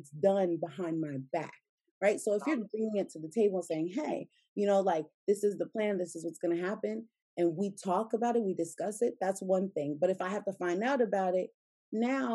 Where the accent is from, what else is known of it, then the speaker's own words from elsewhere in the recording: United States; I'm American